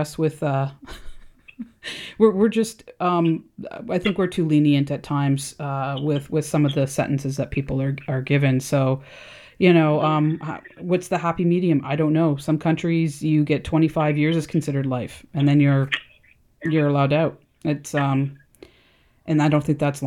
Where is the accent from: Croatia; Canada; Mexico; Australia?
Canada; I'm Canadian